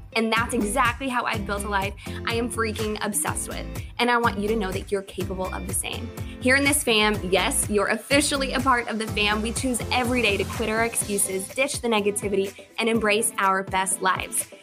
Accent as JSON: {"language": "English", "town": "Chicago", "region": "Illinois", "country": "United States", "said": "I'm from Chicago"}